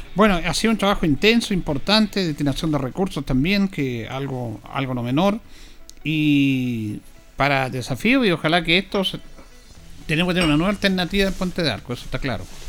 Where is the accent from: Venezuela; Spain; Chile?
Chile; somos especiales los chilenos